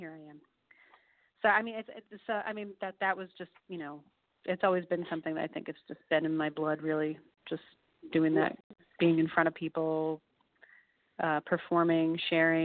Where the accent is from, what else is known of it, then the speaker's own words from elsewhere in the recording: Milton, New York, United States; moved away; also born or lived in Georgia / Dallas, Texas; I'm from Milton, New York, Ulster County, which is like a rural area.